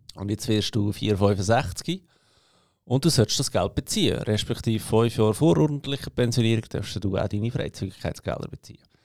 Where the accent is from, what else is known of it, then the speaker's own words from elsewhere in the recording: Switzerland; als Schweizer